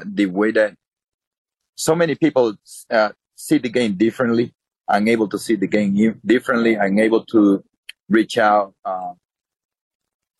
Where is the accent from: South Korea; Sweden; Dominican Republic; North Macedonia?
Dominican Republic; moved away; I was born in the Dominican